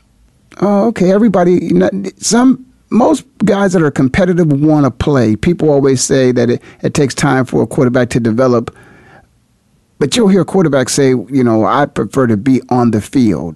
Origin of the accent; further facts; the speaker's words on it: Canton, Ohio, United States; moved away; as a former resident of Ohio, born and raised in Canton